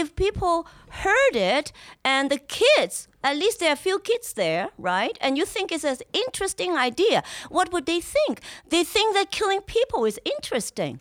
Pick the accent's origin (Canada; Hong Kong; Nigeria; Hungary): Hong Kong; also born or lived in Los Angeles / East Coast, United States; now in United States; I was born in Hong Kong